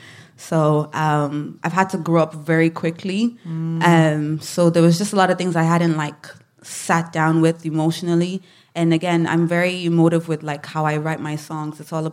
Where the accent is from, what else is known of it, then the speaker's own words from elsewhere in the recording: Nigeria; now in Ireland; the duality of being Nigerian and also being Irish and living in Ireland for so long, feeling misunderstood.